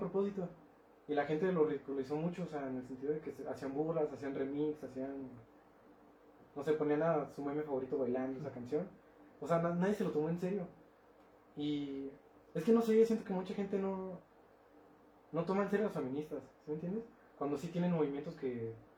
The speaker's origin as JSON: {"language": "Spanish", "country": "Mexico", "said": "soy mexicano"}